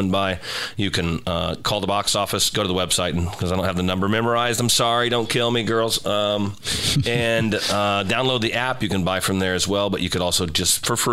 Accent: Yukon, Oklahoma, United States; I grew up in Yukon, Oklahoma, in wheat fields

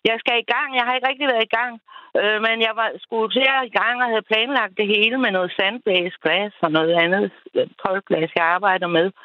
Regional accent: Bagenkop, Southern Denmark, Denmark; egentlig så kommer jeg ned fra Bagenkop

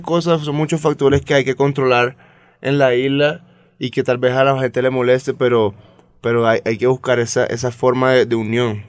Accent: San Andrés, Providencia and Santa Catalina, Colombia; somos la única porción de tierra colombiana que estamos separados del resto

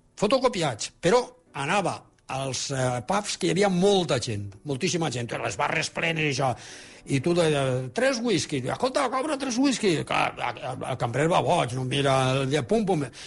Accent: Alfafar, Valencian Community, Spain; al meu poble, que és la carretera Fafar Saler

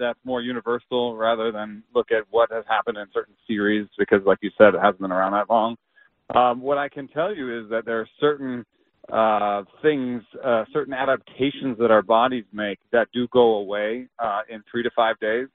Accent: Atlanta, Georgia, United States; I grew up in Atlanta

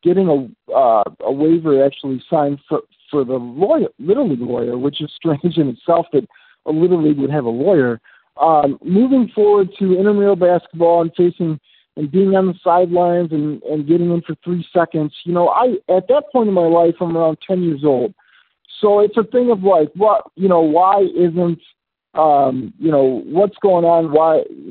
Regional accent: Chicago, Illinois, United States; I grew up in the Chicagoland area

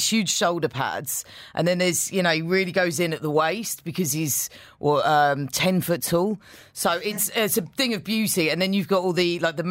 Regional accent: United Kingdom; now in United Arab Emirates; as a Brit

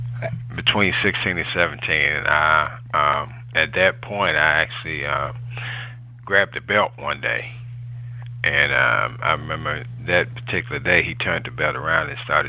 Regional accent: Roanoke Rapids, North Carolina, United States; now in Florida, United States; I'm originally born in Roanoke Rapids, North Carolina.

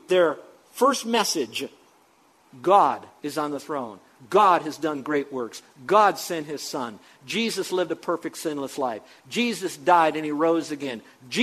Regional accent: United States; I'm only second generation American

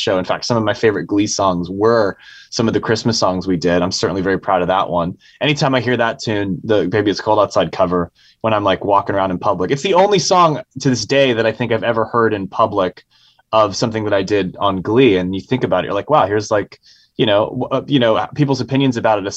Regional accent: San Francisco, California, United States; I was raised in San Francisco

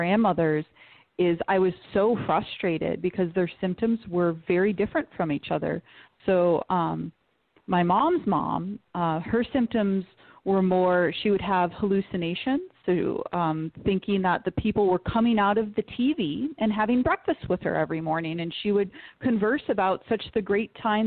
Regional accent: Detroit, Michigan, United States; I'm from Detroit

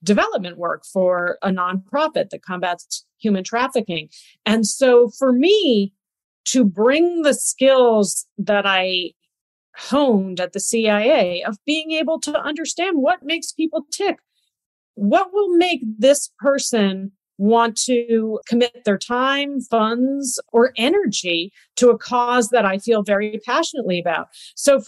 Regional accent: United States; as an American, you know, as an American representative in that country

